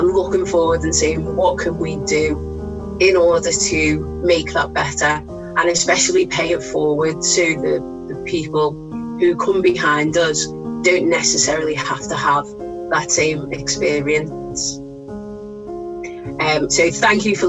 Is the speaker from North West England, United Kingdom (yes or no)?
yes; Liverpool, North West England, United Kingdom; I'm actually from Liverpool, place that I'll always call home